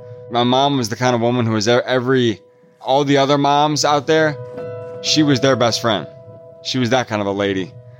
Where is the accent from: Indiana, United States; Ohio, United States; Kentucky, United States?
Indiana, United States; Fort Wayne; I'm from Fort Wayne, Indiana, originally. Small town, pretty not small, a couple hundred thousand people, northeast Indiana.